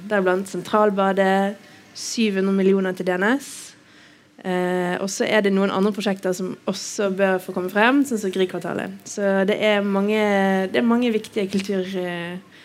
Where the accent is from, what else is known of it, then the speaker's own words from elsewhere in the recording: Bergen, Vestland, Norway; Jeg er bergenser, bor på Nygårdshøyden.